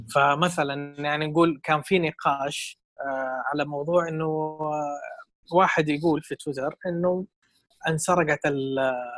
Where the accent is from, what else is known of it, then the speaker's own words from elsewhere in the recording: Saudi Arabia; عندنا في السعوديه